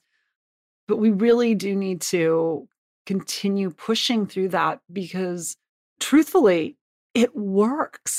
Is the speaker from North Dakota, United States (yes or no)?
no; Butte, Montana, United States; I grew up in Butte, Montana